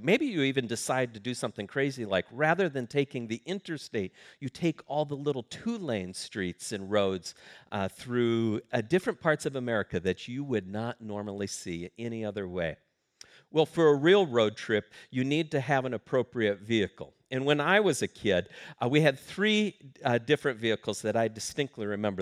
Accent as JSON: {"language": "English", "town": "Sioux Falls", "region": "South Dakota", "country": "United States", "tie": "born or raised there", "said": "I grew up in Sioux Falls, South Dakota"}